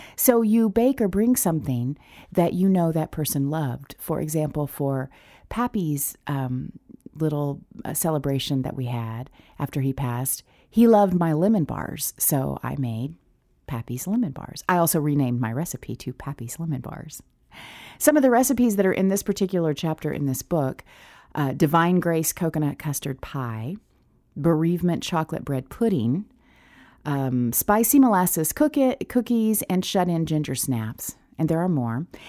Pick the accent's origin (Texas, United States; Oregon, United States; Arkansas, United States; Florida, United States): Arkansas, United States; the Ozarks, Northern; I'm from Northern Arkansas, the Ozarks. Honestly, we're hillbillies